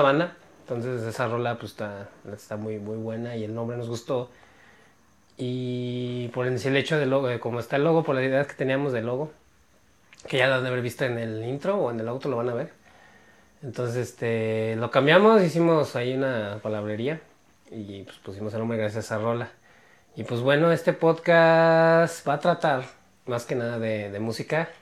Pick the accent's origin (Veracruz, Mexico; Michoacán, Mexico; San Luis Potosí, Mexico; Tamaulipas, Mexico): San Luis Potosí, Mexico; somos de San Luis Potosí